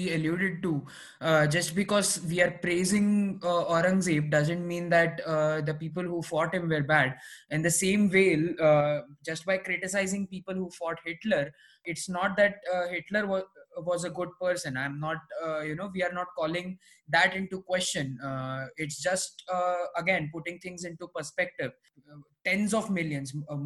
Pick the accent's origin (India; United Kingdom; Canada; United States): India; as an Indian